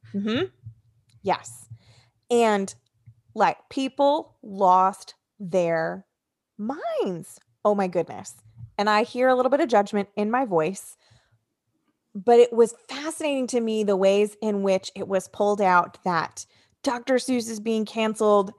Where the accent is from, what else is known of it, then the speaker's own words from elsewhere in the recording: New Jersey, United States; New Jersey. Welcome, my home state.